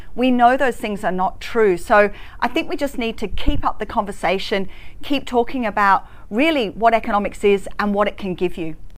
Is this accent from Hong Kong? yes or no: yes; Hong Kong; now in Australia; I grew up in Hong Kong